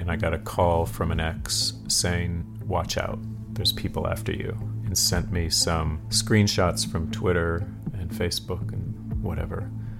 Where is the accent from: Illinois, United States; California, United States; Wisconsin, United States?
Wisconsin, United States; near Milwaukee; moved away; I'm from Wisconsin, near Milwaukee, where Jeffrey Dahmer's from.